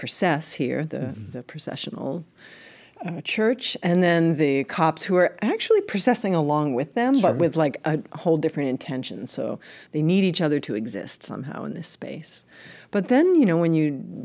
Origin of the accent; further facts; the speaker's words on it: New York, United States; I'm a New Yorker and half Italian, half Irish